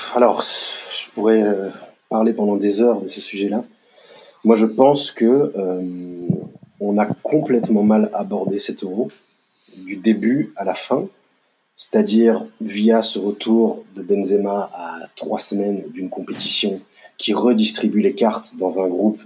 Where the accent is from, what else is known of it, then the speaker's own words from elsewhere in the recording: France; En tant que Français